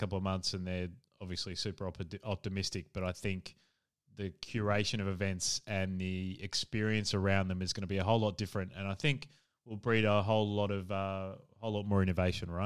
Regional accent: Adelaide, South Australia, Australia; moved away; also born or lived in Perth; I'm from Adelaide originally

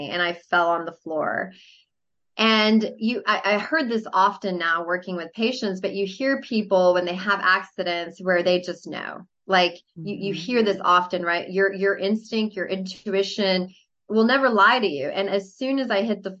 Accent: Mexico City, Mexico; moved away; because I'm from Mexico City.

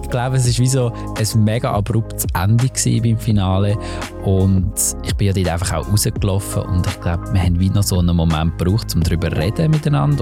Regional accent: Lucerne, Switzerland; ich bin so ein bisschen als der äh, wirklich so als Schweizer eingestellt worden

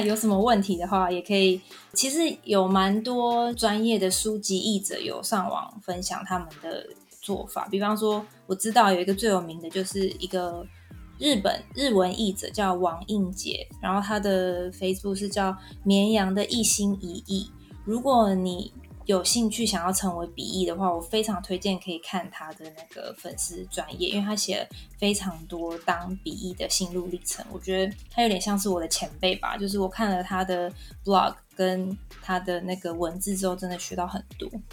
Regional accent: Taiwan; 我们台湾人最熟悉的方言

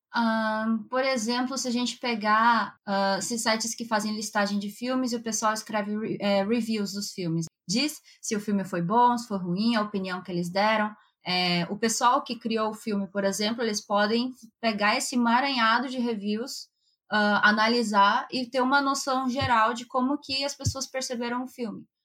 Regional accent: Brazil; first language Japanese; moved away as an adult; now in Japan; Só que o japonês que a gente usa lá no Brasil, ele já tá bem defasado

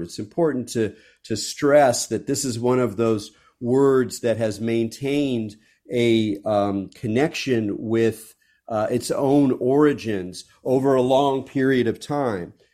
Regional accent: California, United States; I'm a Californian

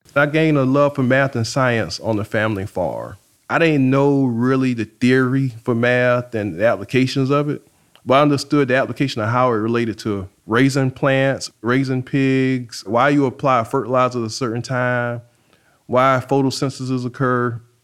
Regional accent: South Carolina, United States; moved away as an adult; now in New Orleans, United States; I'm from South Carolina

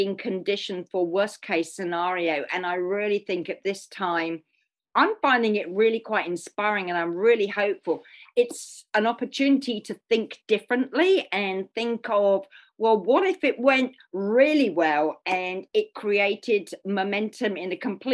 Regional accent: United Kingdom; being British

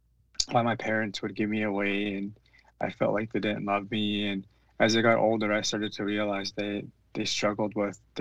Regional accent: British Columbia, Canada; I'm regionally from the Tunaka Nation. The Tunaka lands is, I guess it would be southeast British Columbia

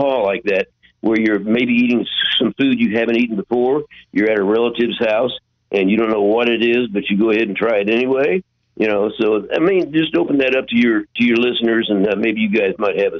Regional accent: Louisville, Kentucky, United States; now in San Francisco, United States; I came from Louisville, Kentucky, and I wound up in San Francisco.

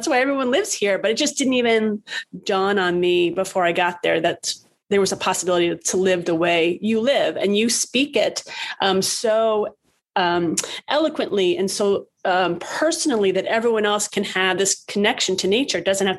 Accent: New York City, New York, United States; also born or lived in Westchester, New York / Florida; I grew up in the Bronx and I lived in Westchester, New York, and I lived in Florida and different places

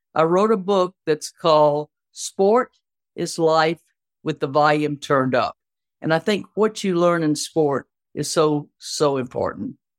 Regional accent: Opelousas, Louisiana, United States; moved away; also born or lived in Tennessee; I grew up in Opelousas, Louisiana, Cajun country all the way

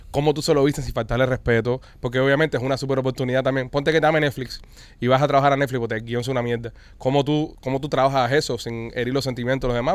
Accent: Cuba; accent: Cuban; now in Miami, United States; es un podcast hecho por cubanos. Nosotros aquí hablamos cubano, vaya, cubano, cubano.

